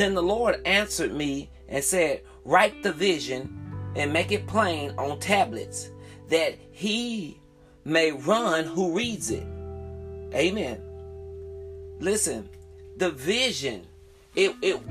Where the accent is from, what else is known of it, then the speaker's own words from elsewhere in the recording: the South, United States; I'm from the South